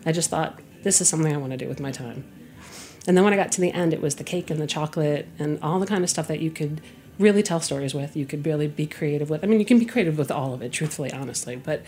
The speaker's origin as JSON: {"language": "English", "region": "Connecticut", "country": "United States", "tie": "born or raised there"}